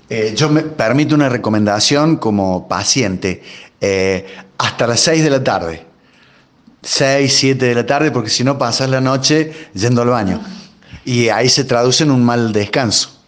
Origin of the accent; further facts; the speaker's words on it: Argentina; También somos argentinos